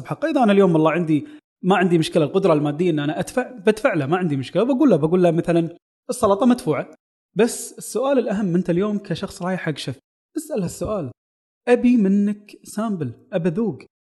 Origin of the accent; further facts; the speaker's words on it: Kuwait; عندنا بالكويت